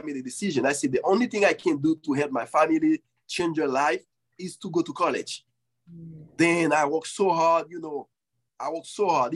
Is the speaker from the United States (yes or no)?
no; Haiti; moved away; when I grew up in Haiti